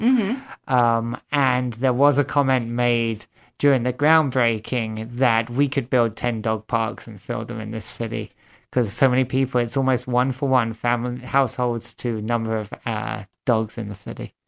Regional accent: Watford, East of England, United Kingdom; moved away as an adult; also born or lived in Fargo, North Dakota / Minneapolis / Grand Forks, North Dakota; now in Sioux Falls, United States; I'm originally from Watford, Hertfordshire, England.

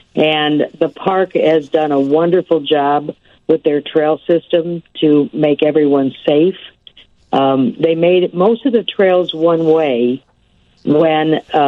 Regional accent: Midwest, United States; I grew up in the Midwest

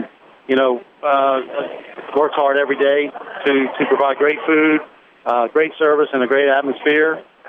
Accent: New Orleans, Louisiana, United States; moved away as an adult; now in Hattiesburg, United States; I grew up in New Orleans, by the way

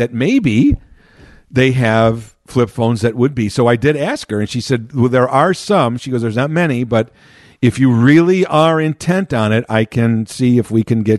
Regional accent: Chicago, Illinois, United States; I grew up in Chicago proper

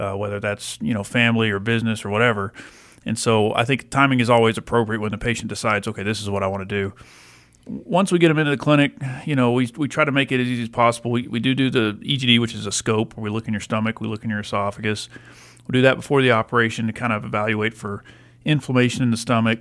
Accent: Lubbock, Texas, United States; I'm from Lubbock

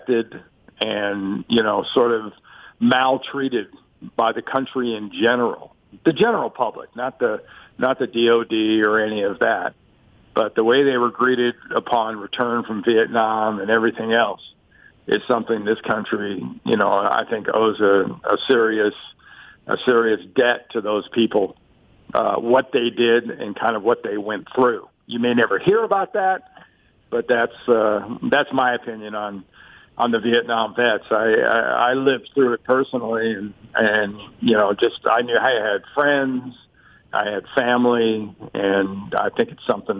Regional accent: United States; I'm American

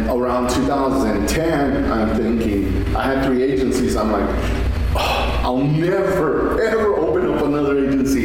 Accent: Fabens, Texas, United States; this small community that I grew up in Fabens. I'm from Fabens

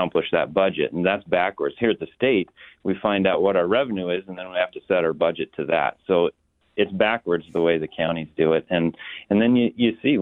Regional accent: Flathead, Montana, United States; I'm from the Flathead

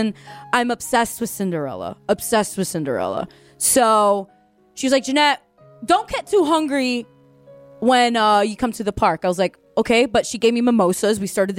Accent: Orlando, Florida, United States; growing up in Orlando, I've had the privilege of never paying for a Disney ticket.

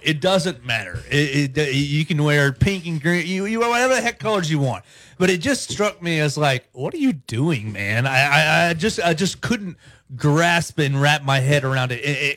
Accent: Chattanooga, Tennessee, United States; I'm from Chattanooga

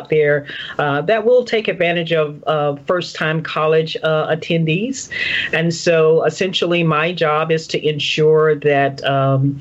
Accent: Tampa, Florida, United States; I grew up in actually Tampa, Florida

